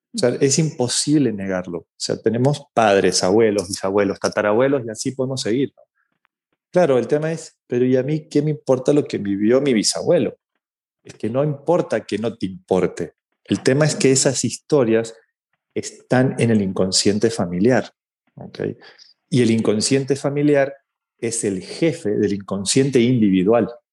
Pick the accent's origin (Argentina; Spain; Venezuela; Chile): Argentina; now in Mexico; yo vivo en México, soy argentino, eh, pero vivo en México hace muchos años